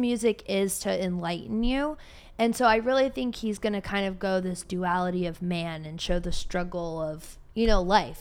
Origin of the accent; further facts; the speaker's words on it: Cleveland, Ohio, United States; now in Austin, United States; I'm from Cleveland